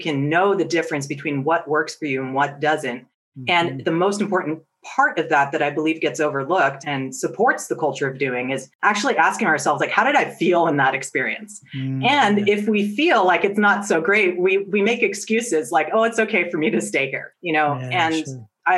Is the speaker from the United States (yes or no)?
yes; Silicon Valley, California, United States; I grew up in Silicon Valley